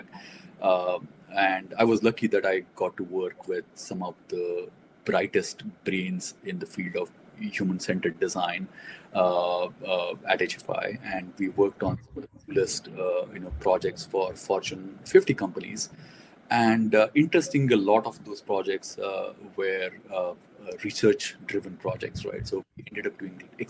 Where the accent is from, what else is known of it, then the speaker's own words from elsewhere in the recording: Mumbai, Maharashtra, India; I grew up in Mumbai